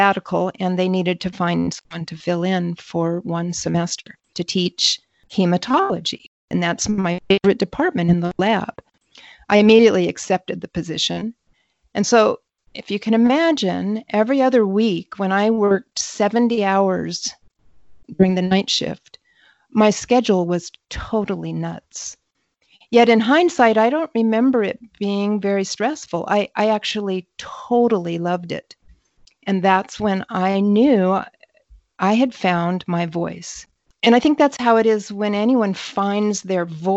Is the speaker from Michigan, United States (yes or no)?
yes; northern Michigan, United States; I grew up mostly in the Midwest in northern Michigan